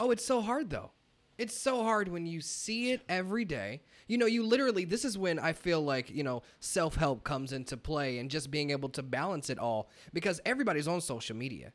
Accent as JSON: {"language": "English", "town": "Kansas City", "region": "Missouri", "country": "United States", "moved": "as an adult", "lives_now": "Los Angeles, United States", "said": "I'm from Kansas City, Missouri, and, you know, coming out from the Midwest"}